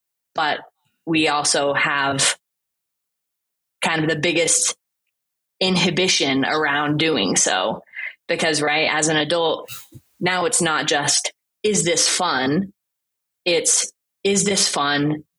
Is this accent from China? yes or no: yes; China; growing up in China, it was interesting because I didn't realize initially when I was little that I was other. Kids were kids. I spoke English. I spoke Chinese.